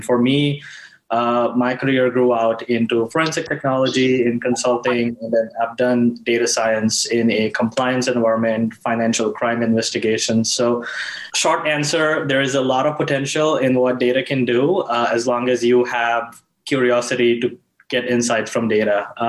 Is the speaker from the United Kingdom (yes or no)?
no; India; moved away; I grew up in India